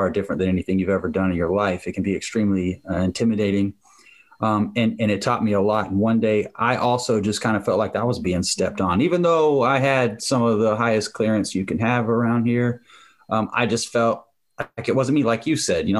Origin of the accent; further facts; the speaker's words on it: Jacksonville, Florida, United States; I'm from Jacksonville, Florida.